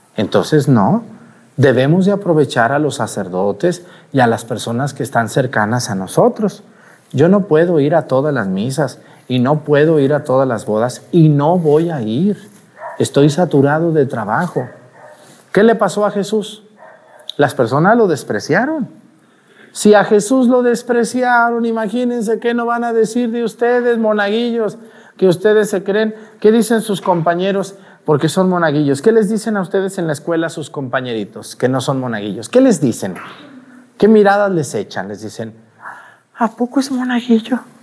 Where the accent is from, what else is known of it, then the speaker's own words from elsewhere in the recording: Mexticacán, Jalisco, Mexico; moved away as an adult; also born or lived in Aguascalientes; now in Mazatepec, Guerrero, Mexico; Y estoy orgulloso de ser de un pueblito así, chiquito